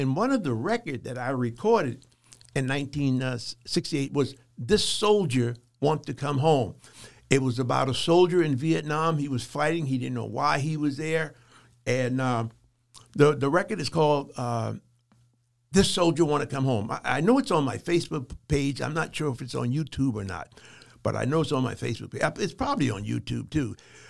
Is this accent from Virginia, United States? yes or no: no; Charleston, South Carolina, United States; born there; You know, I was born in 1943 in Charleston, South Carolina. So back then, the South was still segregated.